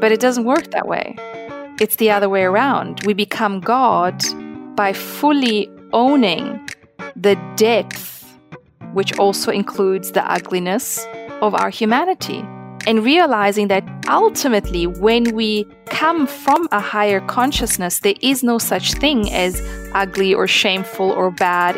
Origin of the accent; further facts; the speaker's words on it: Italy; now in South Africa; I grew up in Italy